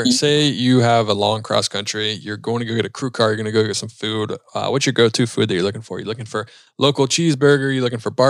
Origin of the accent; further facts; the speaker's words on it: Charlotte, North Carolina, United States; Charlotte, North Carolina.